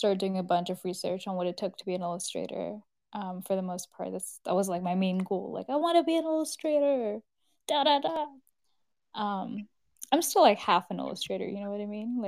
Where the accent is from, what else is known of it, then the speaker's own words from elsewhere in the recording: Kolkata, West Bengal, India; now in Canada; I'm a Bengali person from India, so I'm from Kolkata, West Bengal, originally.